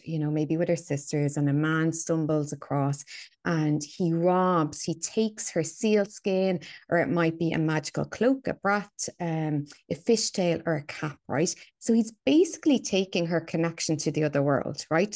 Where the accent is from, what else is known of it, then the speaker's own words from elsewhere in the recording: Dublin, Leinster, Ireland; So, yeah, so I'm from Dublin, right? I'm a Dubliner, born and bred. I grew up in a very, you know, working class suburb of Dublin.